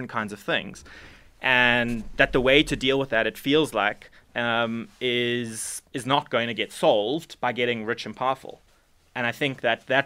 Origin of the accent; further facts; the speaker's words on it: Durban, KwaZulu-Natal, South Africa; I was born in Durban. I went to DPHS and then went to DHS and went to UKZN for my undergrad